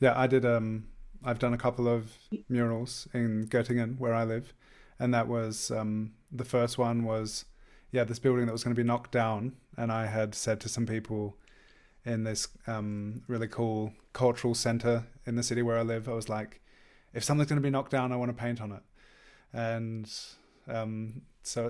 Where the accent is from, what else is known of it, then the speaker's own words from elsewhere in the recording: Australia; moved away as an adult; now in Germany; I've been living here over 10 years. I'm originally from Australia